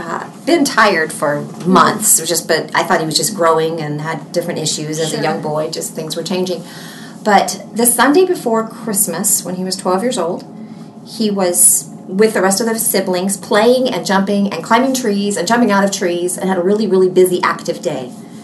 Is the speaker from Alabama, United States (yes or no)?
yes; Alabama, United States; moved away as an adult; also born or lived in Mississippi; now in Houston, United States; I was born in Mississippi, but I didn't live there long. Okay. I'm from Alabama and have lived in Texas, the Houston area, for 20 years.